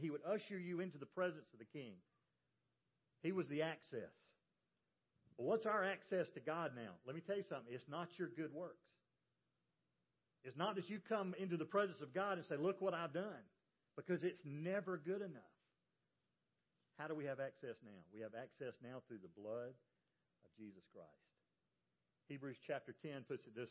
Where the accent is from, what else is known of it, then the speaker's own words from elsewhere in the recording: the South, United States; accent: Southern; I'm from the South